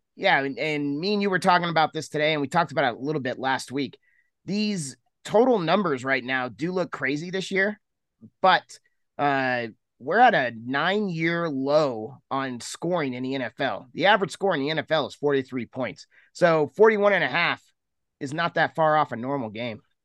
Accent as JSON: {"language": "English", "town": "Fort Collins", "region": "Colorado", "country": "United States", "tie": "born or raised there", "said": "This is being played in my hometown against the college I graduated from"}